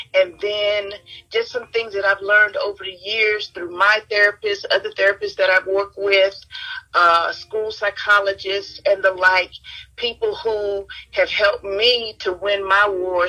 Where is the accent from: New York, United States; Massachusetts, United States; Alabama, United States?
Alabama, United States; Mobile; I was born in Mobile, Alabama.